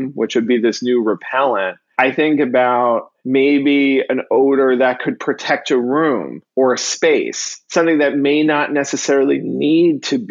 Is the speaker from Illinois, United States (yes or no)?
no; New York City, New York, United States; born or raised there; moved away as an adult; now in Miami, United States